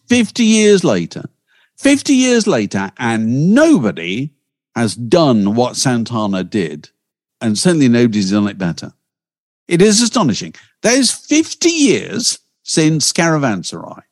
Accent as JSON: {"language": "English", "region": "Yorkshire and the Humber", "country": "United Kingdom", "said": "I come from Yorkshire"}